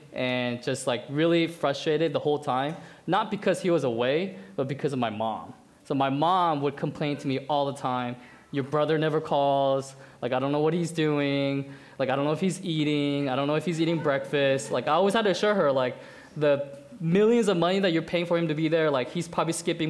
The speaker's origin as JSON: {"language": "English", "region": "Colorado", "country": "United States", "moved": "yes", "said": "I'm from Colorado."}